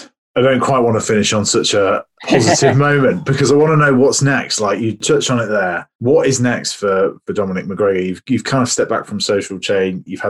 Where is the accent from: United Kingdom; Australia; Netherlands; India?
United Kingdom; And we as the British do have an association with alcohol and that celebratory factor.